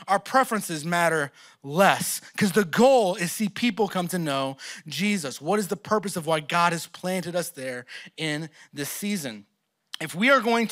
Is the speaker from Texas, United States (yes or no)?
yes; Texas, United States; moved away as an adult; also born or lived in Oklahoma; now in Philadelphia, United States; I'm from Texas